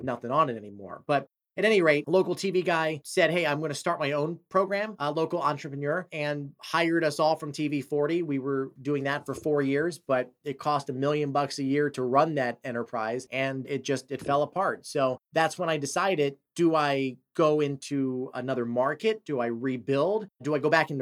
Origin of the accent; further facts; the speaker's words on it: Brigantine, New Jersey, United States; I grew up in Brigantine, which is a little island north of Atlantic City.